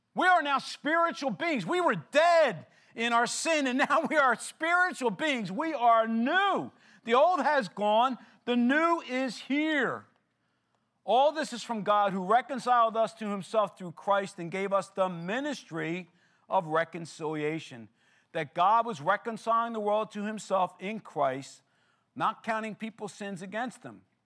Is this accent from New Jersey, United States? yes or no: no; Philadelphia, Pennsylvania, United States; I grew up in Philadelphia